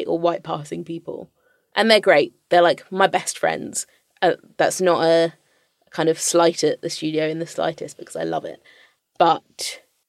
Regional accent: London, United Kingdom

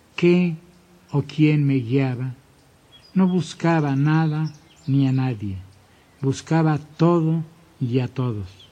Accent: Mexico City, Mexico; Miscoac fue mi pueblo.

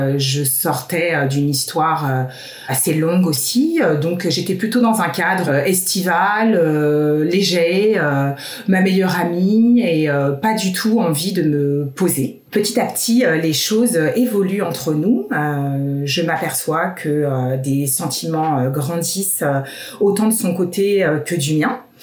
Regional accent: Paris, Île-de-France, France; moved away as an adult; moi, en tant que parisienne

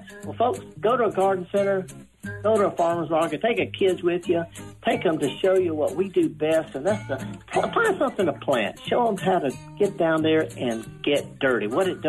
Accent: Isle of Man; now in United States; I'm not Irish, but I'm from the Isle of Man, which is off the coast of Ireland, and that counts.

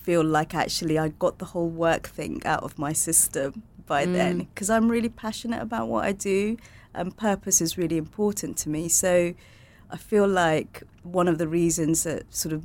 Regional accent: Portsmouth, South East England, United Kingdom; moved away; also born or lived in Bangladesh; I grew up in Portsmouth, third generation

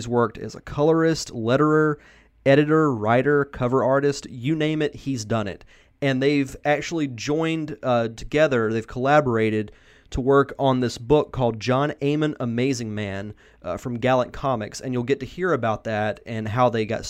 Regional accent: United States; Yeah, I'm from the Gulf Coast as well, so I can definitely relate to growing up there.

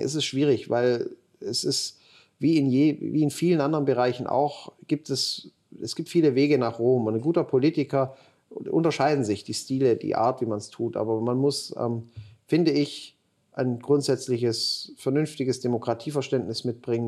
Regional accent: Ulm, Baden-Württemberg, Germany; Ich komm, bin Schwabe, komme aus Ulm

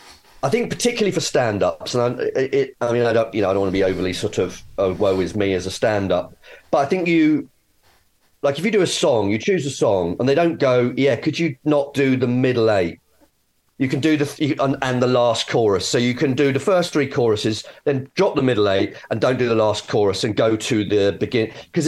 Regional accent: Nigeria; I'm actually Nigerian, right?

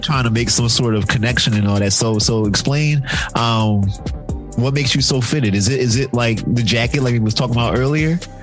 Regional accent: Philadelphia, Pennsylvania, United States; we're from Philadelphia

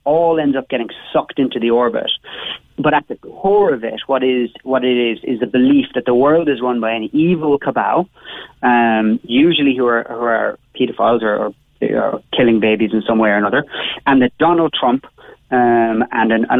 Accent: Cobh, Munster, Ireland; I'm from Bishopstown, when of course I'm from Cove

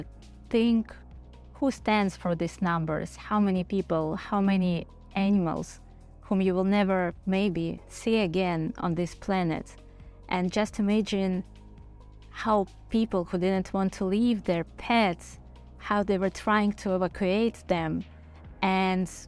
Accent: Odesa, Odesa Oblast, Ukraine; Pavlo and I, we are from Odessa.

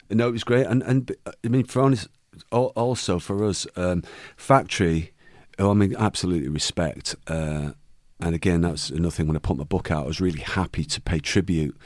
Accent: Manchester, North West England, United Kingdom; born or raised there

